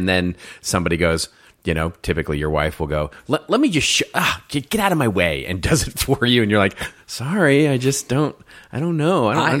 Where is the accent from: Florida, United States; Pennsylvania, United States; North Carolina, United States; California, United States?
California, United States; Los Angeles; there are at least 2 small businesses in my hometown of the megalopolis known as Los Angeles